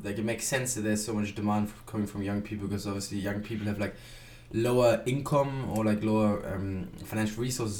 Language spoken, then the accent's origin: English; Germany; moved away as an adult; also born or lived in France; I'm from Germany, but I lived in France for 2 years.